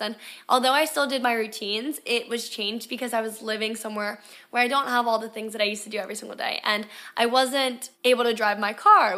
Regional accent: Delaware, United States; moved away as an adult; also born or lived in Florida; if I didn't move out of Delaware when I did when I was eighteen years old

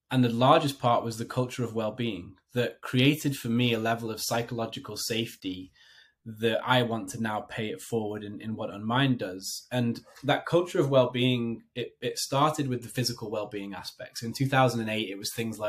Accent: United Kingdom; moved away as an adult; also born or lived in London / Hong Kong; now in New Jersey, United States; So I am a Brit living in America. So I live in northern New Jersey

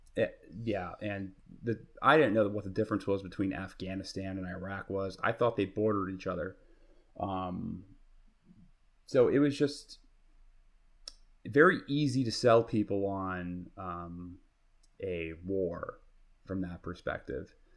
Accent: New York City, New York, United States; I grew up in Queens

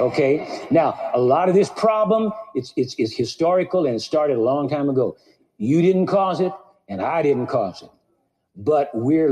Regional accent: Santa Monica, California, United States; I was born in Santa Monica, California. I've lived in the Los Angeles area all my life.

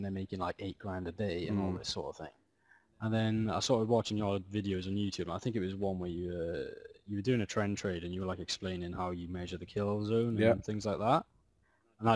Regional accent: Wales, United Kingdom; moved away as an adult; now in London, United Kingdom; So I'm from Wales. I moved to London about 5 years ago

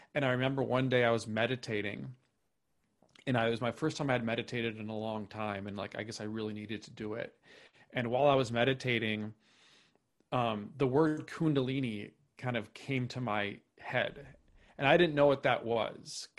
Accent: Minnesota, United States; moved away as an adult; also born or lived in New York City / Topanga, California; now in Austin, United States; I grew up in Minnesota, uh, lived there for, you know, grew, grew up there, um, moved to New York City, uh, in twenty twelve

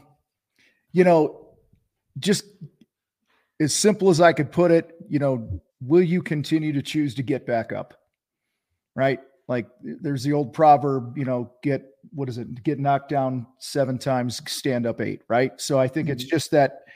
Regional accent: Wheaton, Illinois, United States; I grew up in Wheaton, Illinois, about an hour west of Chicago.

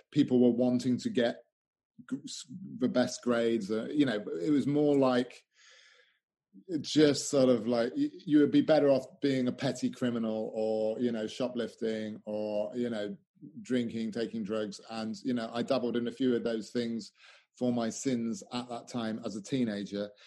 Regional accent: Newark, East Midlands, United Kingdom; I grew up in England, I, I, predominantly from the age of eight to 18, I was in a town called Newark

